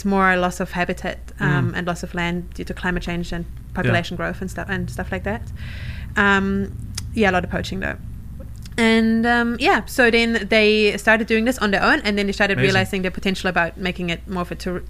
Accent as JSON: {"language": "English", "country": "New Zealand", "accent": "Kiwi", "said": "Sorry, my Kiwi accent is going to confuse everyone."}